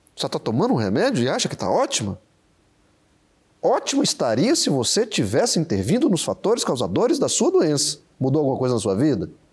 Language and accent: Portuguese; Brasília, Federal District, Brazil; moved away as an adult; also born or lived in Uberlândia; eu sou de Brasília, sou natural de Brasília, saí cedo, fui estudar na Universidade Federal de Uberlândia